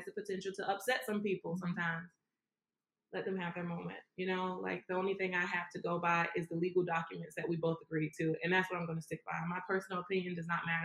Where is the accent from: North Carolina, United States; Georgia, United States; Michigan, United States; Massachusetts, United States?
Georgia, United States; Savannah; I'm from Savannah